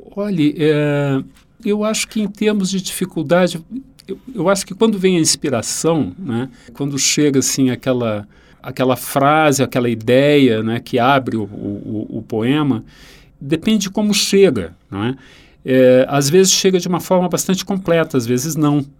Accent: Rio Grande do Sul, Brazil; moved away; o Mário Quintana, um autor da minha terra

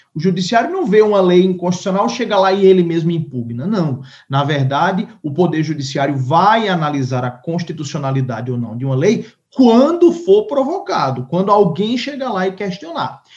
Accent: Paraíba, Brazil; moved away; lá na minha terra, lá na Paraíba

